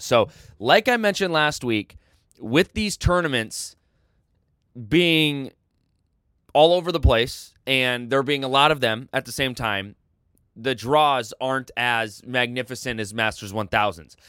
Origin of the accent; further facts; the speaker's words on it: United States; I'm American